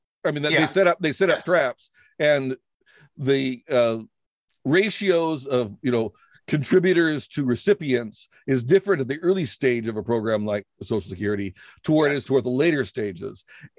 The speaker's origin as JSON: {"language": "English", "country": "United States", "said": "other than that I speak the language and I'm an American like anybody else."}